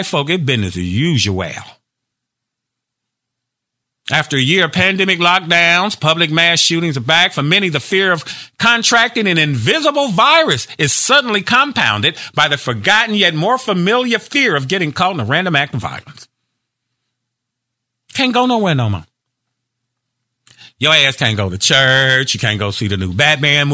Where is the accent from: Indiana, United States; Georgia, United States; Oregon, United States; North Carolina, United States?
Indiana, United States; Gary; I'm from Gary, Indiana.